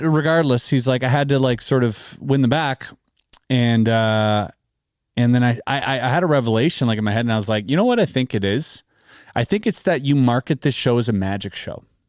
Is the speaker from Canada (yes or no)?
yes; Canada; we're Canadian